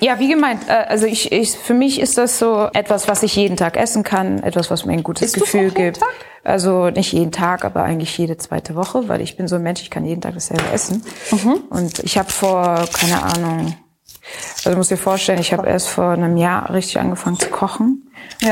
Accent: Pforzheim, Baden-Württemberg, Germany; moved away as an adult; now in Berlin, Germany; ich bin in Pforzheim aufgewachsen und geboren.

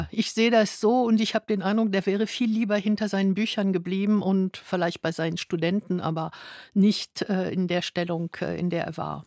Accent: France; moved away; Ich mhm. bin Französin

